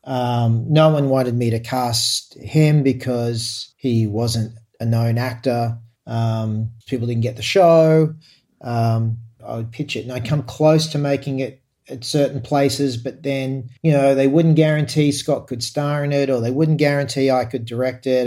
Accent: Australia; as an Australian

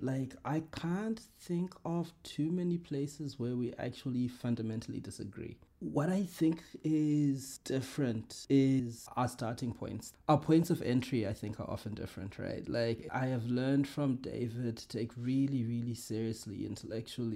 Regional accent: Zimbabwe; moved away as an adult; now in Australia; I grew up in Zimbabwe. That's where my formative years were. I've spent going on to 15 years now in Australia.

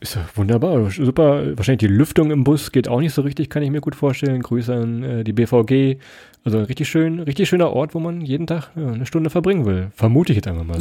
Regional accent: Rhineland-Palatinate, Germany; Wir sind ja auch äh, aus Rheinland-Pfalz

